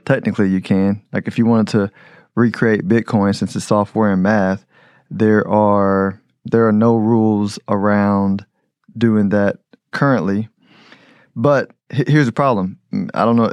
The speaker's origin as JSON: {"language": "English", "country": "United States", "said": "I'm American"}